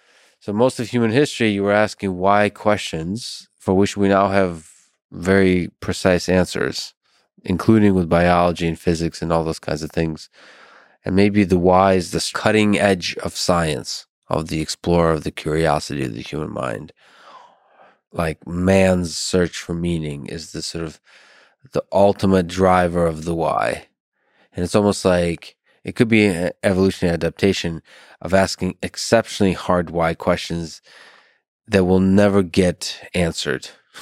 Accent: Philadelphia, Pennsylvania, United States; I'm from Philadelphia. So yeah.

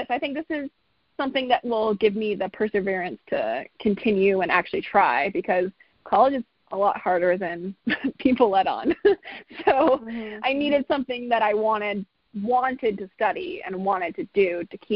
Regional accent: Arizona, United States; moved away as an adult; now in Colorado, United States; I um, I went to school at CU Boulder. So I grew up in Arizona, and then my when I um, when I was 17, junior in high school, my parents were like, let's move to Colorado.

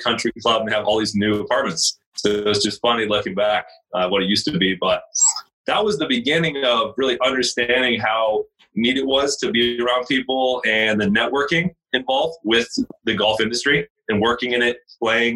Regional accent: Laguna Hills, California, United States; also born or lived in Central Washington University, Washington; I was born and raised in Laguna Hills, which is in Orange County, OC life

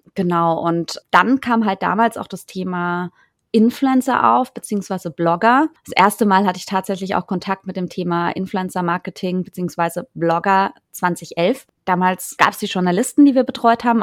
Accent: Freiburg, Baden-Württemberg, Germany; moved away as an adult; also born or lived in New York / Frankfurt; ich bin in Freiburg groß geworden, aber aus einer kleinen Stadt

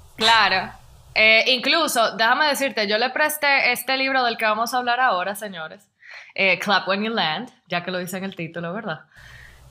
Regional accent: La Romana, Dominican Republic; yo soy de la Romana

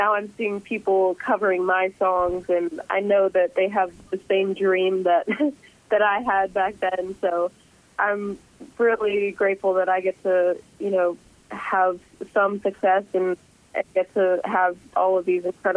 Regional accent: Canada; growing up in Canada

